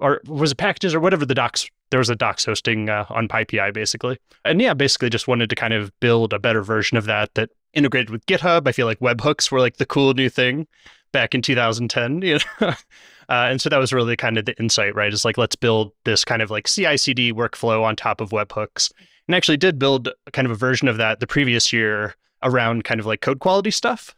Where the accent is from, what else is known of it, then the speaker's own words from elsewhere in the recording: Virginia, United States; moved away as an adult; also born or lived in Kansas; I grew up in Virginia